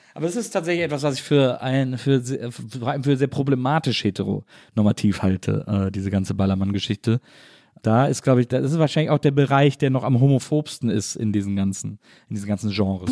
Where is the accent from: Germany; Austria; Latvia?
Germany; Wesseling, North Rhine-Westphalia; also born or lived in Cologne; ich komme eben aus Wesseling, ich komme aus einer kleinen Stadt